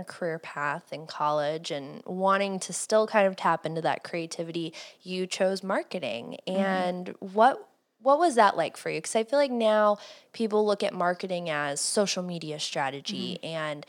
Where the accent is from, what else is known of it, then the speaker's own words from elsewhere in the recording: Cleveland, Ohio, United States; I grew up in Cleveland